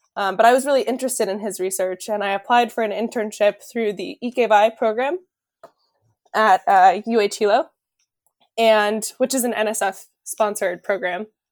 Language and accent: English; California, United States; moved away as an adult; also born or lived in Hawaii; now in Rhode Island, United States; I grew up in California